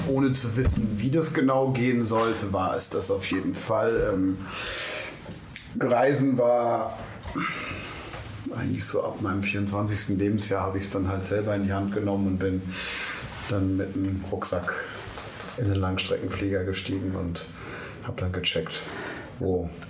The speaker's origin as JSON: {"language": "German", "region": "London", "country": "United Kingdom", "tie": "born there", "also_born_or_lived": "Germany", "said": "Ähm, ich bin 72 in London geboren ähm, und studiert habe ich dann in Monum in der Nähe von Heidelberg im Süden Deutschlands."}